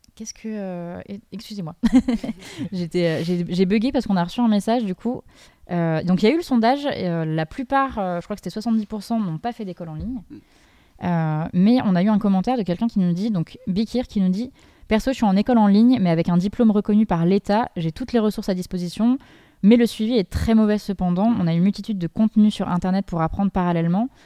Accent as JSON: {"language": "French", "town": "Dijon", "region": "Bourgogne-Franche-Comté", "country": "France", "moved": "yes", "said": "je viens de Dijon. Quand je suis partie, il y avait absolument rien"}